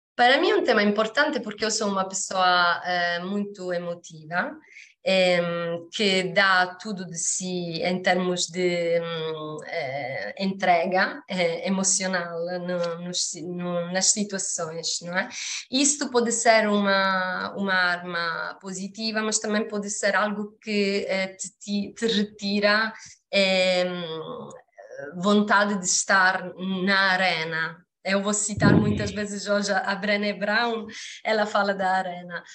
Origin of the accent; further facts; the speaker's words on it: Sicily, Italy; Portuguese is a second language; moved away as an adult; also born or lived in Mozambique; now in Portugal; eu sou da Sicília